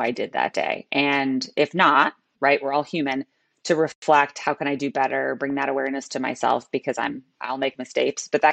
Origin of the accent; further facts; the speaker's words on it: Chicago, Illinois, United States; So I'm a born and bred Chicagoan